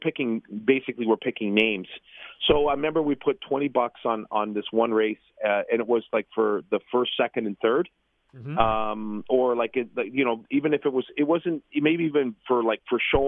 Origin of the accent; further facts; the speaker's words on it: Toronto, Ontario, Canada; I was born and raised in Toronto